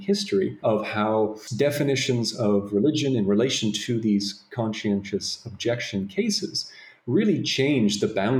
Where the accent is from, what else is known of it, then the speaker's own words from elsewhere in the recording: Toronto, Ontario, Canada; I'm from Toronto, Canada myself